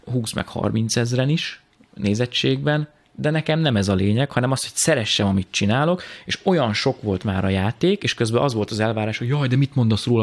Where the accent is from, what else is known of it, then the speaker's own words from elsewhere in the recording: Tataháza, Bács-Kiskun, Hungary; moved away; Tataházi vagyok, egy minden. kis faluból származom